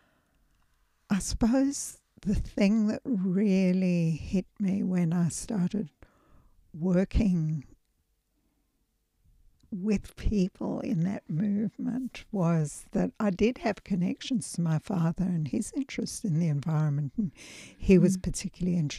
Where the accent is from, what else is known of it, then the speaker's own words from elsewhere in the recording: South Africa; now in Australia; I come from South Africa